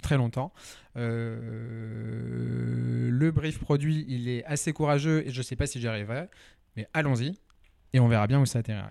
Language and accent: French; Lyon, Auvergne-Rhône-Alpes, France; moved away; also born or lived in Nantes; alors moi, je suis à la base lyonnais